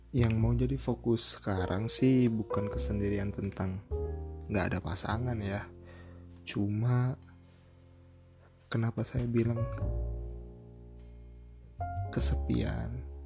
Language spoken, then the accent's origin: Indonesian; Cianjur, West Java, Indonesia; now in Bandung, Indonesia; oh iya saya aslinya Cianjur gitu ya anak rantau lah di Bandung